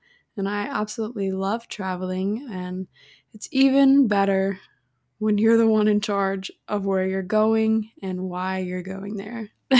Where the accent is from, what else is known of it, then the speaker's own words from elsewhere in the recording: Salem, Illinois, United States; now in Arizona, United States; I am currently 21 years old, and I am from Salem, Illinois. I have been living out in Arizona for the last 2 years now, and I'm the girl that just constantly moved around all the time